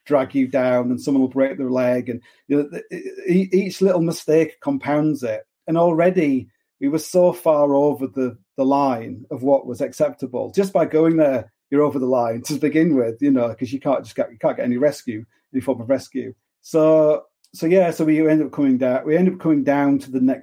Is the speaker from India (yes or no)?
no; Hull, Yorkshire and the Humber, United Kingdom; I'm from Hull